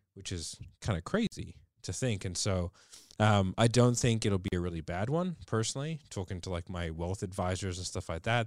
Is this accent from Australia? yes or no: yes; Australia; we are Australian